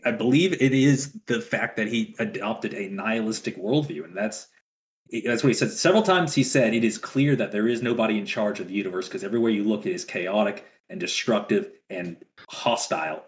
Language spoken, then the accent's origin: English; Louisiana, United States; now in West Texas, United States; I'm from Louisiana